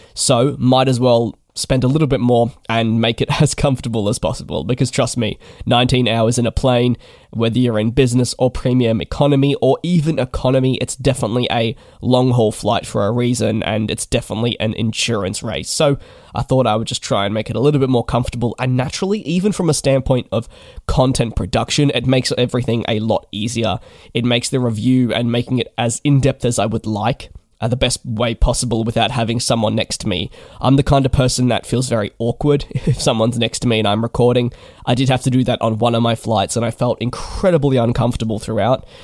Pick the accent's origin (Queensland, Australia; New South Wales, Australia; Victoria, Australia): Victoria, Australia; Melbourne; moved away as an adult; I am from Melbourne, my home, uh, where my parents live and where I guess I was based for eighteen years